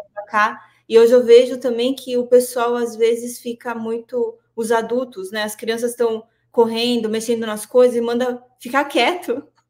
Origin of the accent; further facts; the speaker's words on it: Santo André, São Paulo, Brazil; apesar de morar em São Paulo, em Santo André, sou de Santo André, é, nós ficávamos na rua, voltava da escola